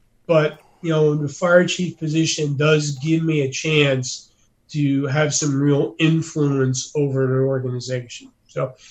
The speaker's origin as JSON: {"language": "English", "region": "Northeast", "country": "United States", "moved": "yes", "said": "I come from the Northeast."}